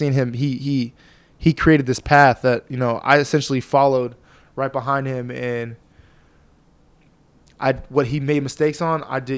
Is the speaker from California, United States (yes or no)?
yes; Fresno, California, United States; I'm from Fresno, California, man. You put your finger in the middle of California